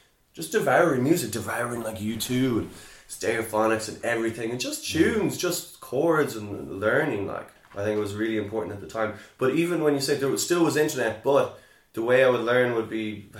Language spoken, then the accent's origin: English; Sligo, Connacht, Ireland; growing up in Sligo